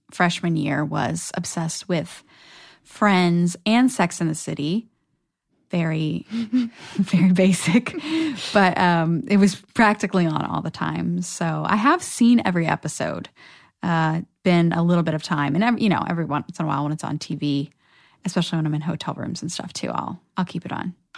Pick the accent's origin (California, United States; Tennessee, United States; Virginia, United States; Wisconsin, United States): Virginia, United States; moved away as an adult; now in Los Angeles, United States; I'm from Virginia